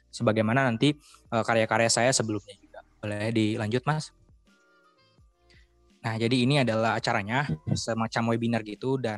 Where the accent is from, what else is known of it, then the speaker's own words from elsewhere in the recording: Banten, Indonesia; Saya lahir dan besar di Provinsi Banten.